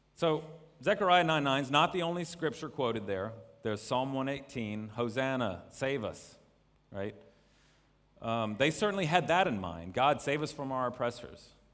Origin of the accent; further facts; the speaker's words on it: North Carolina, United States; moved away as an adult; now in China; I'm from North Carolina in the U S, but have made this place, uh, my home for quite some time now.